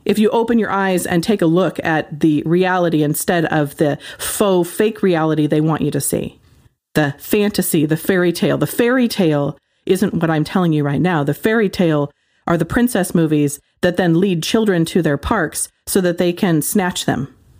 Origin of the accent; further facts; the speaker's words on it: Ashland, United States; my hometown is, like, super liberal.